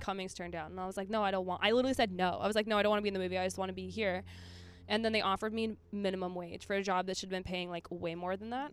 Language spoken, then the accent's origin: English; Minnesota, United States; I'm from Minnesota.